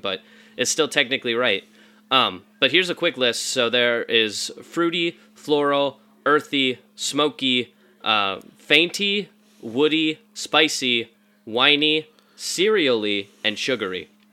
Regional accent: the Bible Belt, United States; I was raised in the Bible Belt

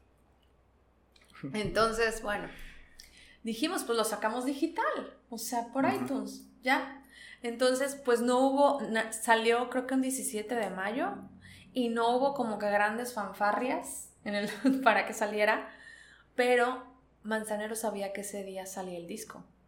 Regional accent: Veracruz, Mexico; also born or lived in Charleroi, Belgium; yo soy de Veracruz

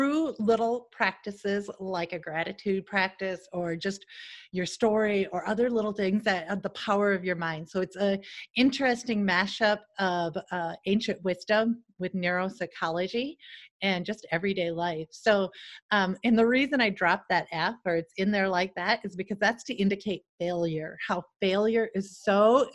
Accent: Salem, South Dakota, United States; moved away as an adult; also born or lived in London, United Kingdom / Seattle; my hometown of a population of like less than 1500.

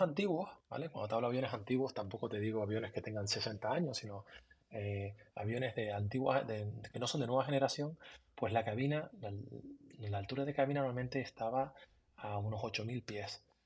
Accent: Tenerife, Canary Islands, Spain; moved away as an adult; desde que yo me fui de Canarias, llevo más tiempo fuera de Canarias que en Canarias. llevo 20, 23 años fuera de, Tenerife.

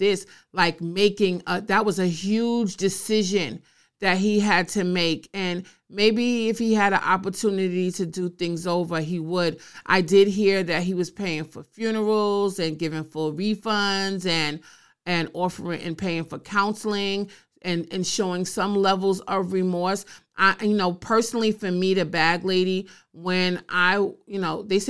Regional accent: New York, United States; I'm a New Yorker

